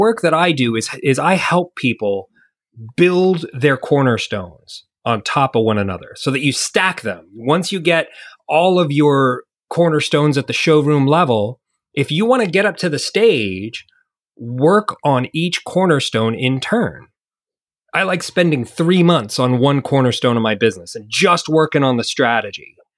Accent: United States; moved away as an adult; now in New Zealand; I'm an American digital nomad that's currently living in New Zealand. Uh, I left the States ten years ago with my young family

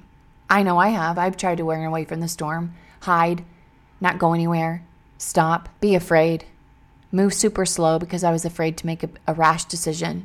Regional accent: Missouri, United States; I grew up in Missouri

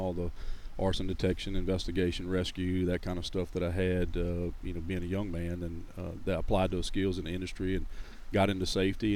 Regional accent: Louisiana, United States; also born or lived in Monroe, Louisiana / Church Point, Louisiana / Gonzales, Louisiana; Born and raised in Louisiana. I haven't moved out of the state

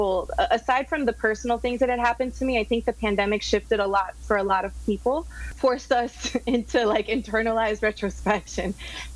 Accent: Miami, Florida, United States; also born or lived in Los Angeles; I'm from Miami and born and raised here

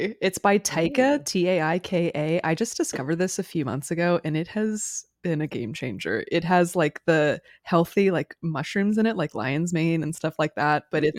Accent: Florida, United States; I grew up in South Florida, there were a lot of trees.

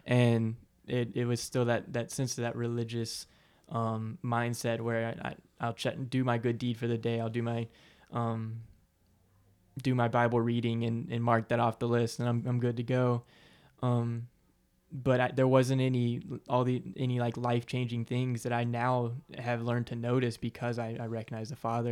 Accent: Aiken, South Carolina, United States; I'm from Aiken, South Carolina, born and raised.

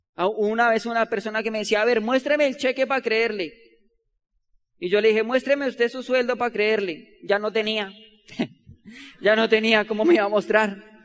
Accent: Bogotá, Colombia; Nosotros no somos de Ciudad Bolívar, ¿sabían eso? Pero somos de otra loma igual, vecina

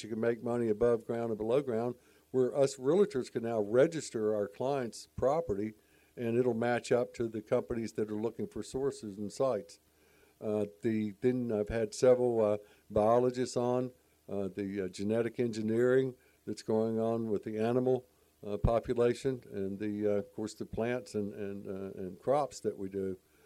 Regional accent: Charlotte, North Carolina, United States; I grew up in Charlotte

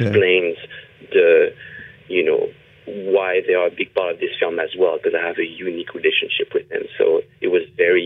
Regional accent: France; moved away as an adult; now in Los Angeles, United States; I was born in France, and I moved to Los Angeles, California, about 15 years ago.

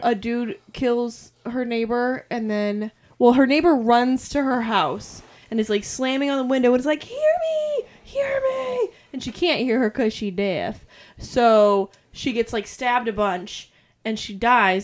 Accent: New England, United States; We're from New England.

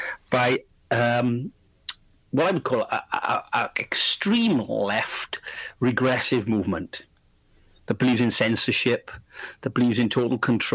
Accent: South Wales Valleys, United Kingdom; also born or lived in Barcelona region, Spain; now in Spain; I'm from Wales, South Wales, the valleys, the industrial region of South Wales

